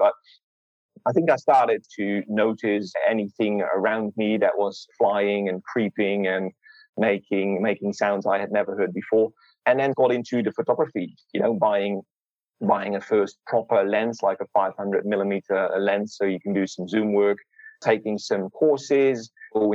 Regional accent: Netherlands; now in Australia; So I moved from Holland, from the Netherlands, to Australia about 8 years ago.

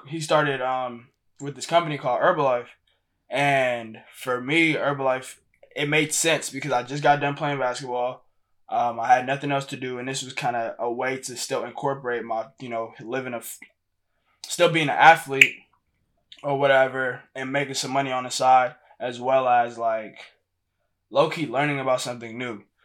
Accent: Houston, Texas, United States; moved away as an adult; also born or lived in Lagos, Nigeria; now in Ohio, United States; I'm from Houston, Texas. I was born in Lagos, Nigeria

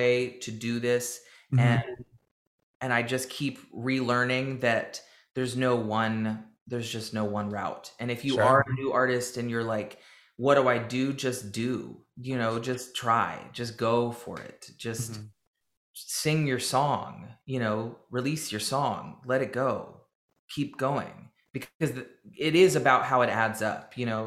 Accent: Nashville, Tennessee, United States; growing up in Nashville, you know, all I knew, and this town is still a very label-driven town

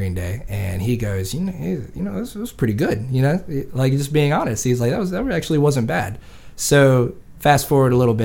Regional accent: Sedley, Virginia, United States; also born or lived in Raleigh / Fort Lauderdale; now in Virginia Beach, United States; I come from a real small town in Sedley. It's maybe like, honestly, like 200-300 people

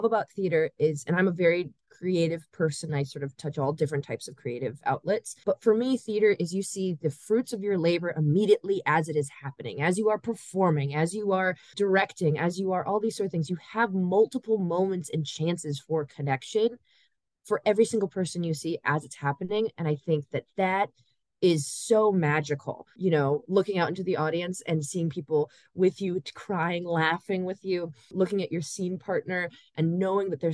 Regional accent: Chicago, Illinois, United States; I grew up in Chicago

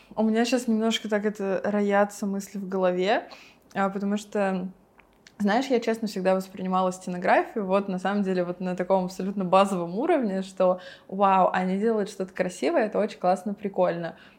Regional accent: Yekaterinburg, Sverdlovsk Oblast, Russia; я из Екатеринбурга

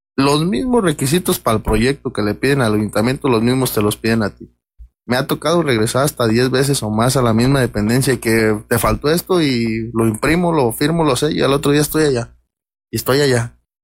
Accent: Peribán, Michoacán, Mexico; todos somos de Peribán, nosotros somos San Francisco, Peribán

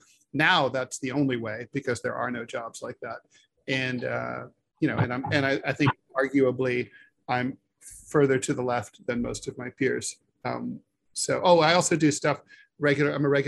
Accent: Dayton, Ohio, United States; My background is I grew up in Dayton, Ohio, south of Dayton, Ohio. And I lived there. I had a single mom.

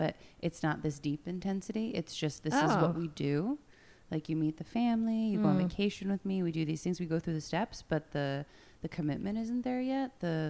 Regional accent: central Pennsylvania, United States; moved away as an adult; now in France; Originally from central Pennsylvania. Been in France for 15 years.

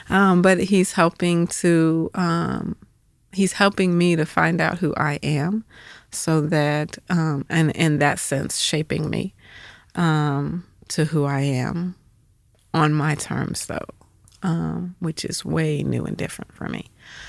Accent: Atlanta, Georgia, United States; So we moved back to Atlanta for his retirement, and that's where we stayed. So Atlanta was, I was born there, but then left and came back my high school years. And so Atlanta was essentially home

